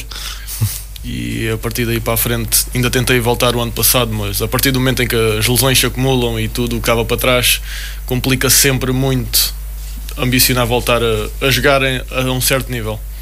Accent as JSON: {"language": "Portuguese", "country": "Portugal", "also_born_or_lived": "United States", "said": "por vir de onde venho, de vir de, de Portugal"}